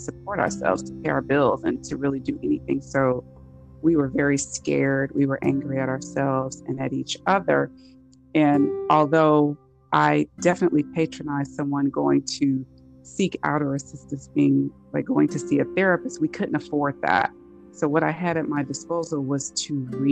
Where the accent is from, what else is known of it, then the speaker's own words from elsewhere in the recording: Los Angeles, California, United States; moved away; I am originally from California, from Los Angeles